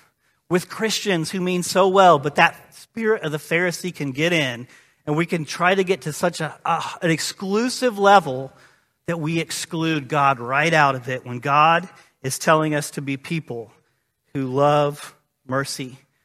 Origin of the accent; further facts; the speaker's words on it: Illinois, United States; growing up in East Central Illinois in the 90s, watching Michael Jordan be the best